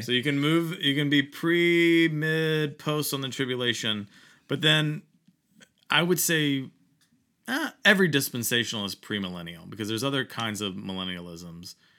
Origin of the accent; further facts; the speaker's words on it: Virginia, United States; growing up in Virginia